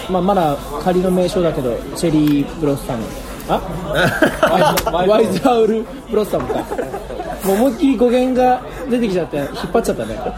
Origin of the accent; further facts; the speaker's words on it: Nagatoro, Saitama, Japan; 地元は埼玉